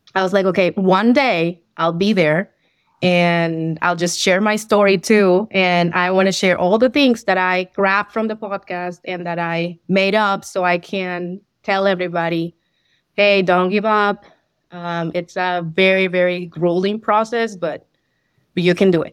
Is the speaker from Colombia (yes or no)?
yes; Colombia; first language Spanish; English is a second language; moved away as an adult; I'm from Colombia, so I had some accounting, um, background on my work experience over there